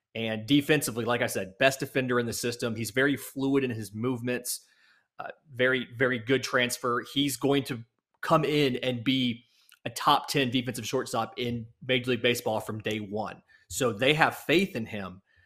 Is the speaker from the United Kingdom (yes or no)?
no; the South, Southeastern United States, United States; I grew up in the South in the days of the T B S Superstation.